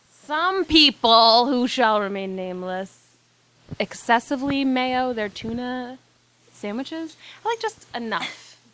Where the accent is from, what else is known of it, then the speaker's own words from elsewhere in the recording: Quincy, Massachusetts, United States; I'm from Quincy and I'm white trash.